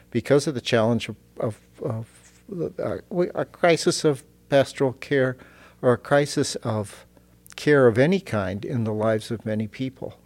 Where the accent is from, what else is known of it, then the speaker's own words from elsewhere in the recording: Fort Dodge, Iowa, United States; moved away as an adult; now in Germany; in Fort Dodge, Iowa, like I, I grew up